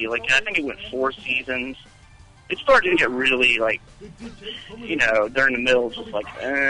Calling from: Cincinnati, Ohio, United States; Hey, guys. This is … from Cincinnati.

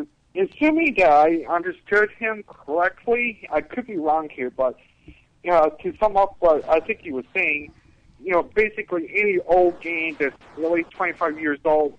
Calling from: Buffalo, New York, United States; from Buffalo, New York.

